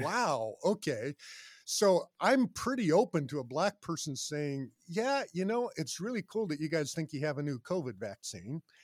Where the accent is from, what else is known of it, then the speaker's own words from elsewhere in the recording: Boulder, Colorado, United States; I grew up in Boulder, Colorado